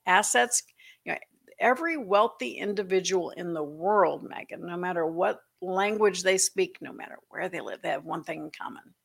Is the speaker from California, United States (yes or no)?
no; Florida, United States; moved away; also born or lived in Atlanta; growing up in Florida